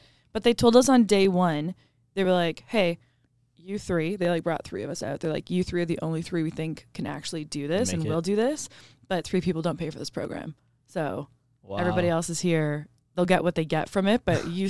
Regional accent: Canada; Well, about being Canadian, we take that very seriously.

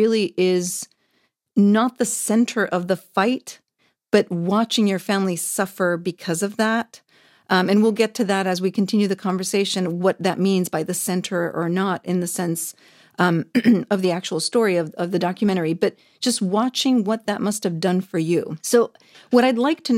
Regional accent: Saudi Arabia; now in United Kingdom; I grew up in the Middle East, so extremely conservative, in Saudi Arabia

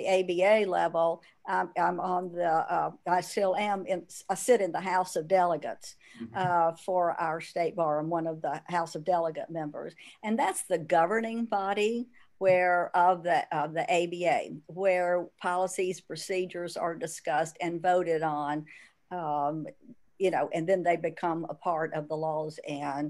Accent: Birmingham, Alabama, United States; you've got a Birmingham girl here

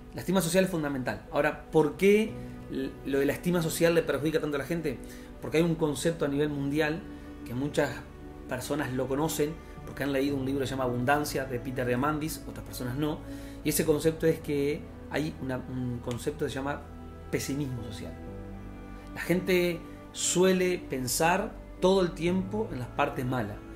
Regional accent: Uruguay; moved away; soy de Uruguay

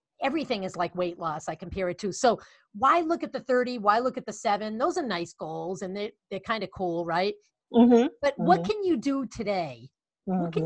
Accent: Boston, Massachusetts, United States; accent: Boston; my Boston accent

